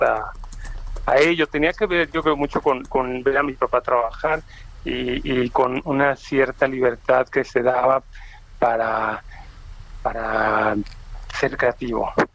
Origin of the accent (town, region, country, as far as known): Mexico City, Mexico; born or raised there; also born or lived in Uruapan, Michoacán